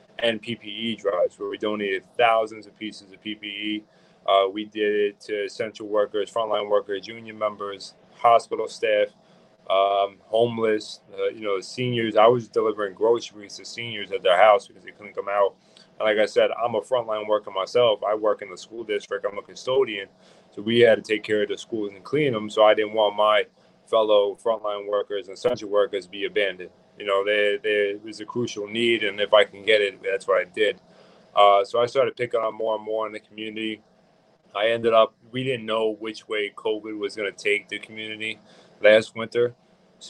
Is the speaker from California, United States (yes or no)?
no; Yonkers, New York, United States; I was born in Yonkers. I was raised here my entire life.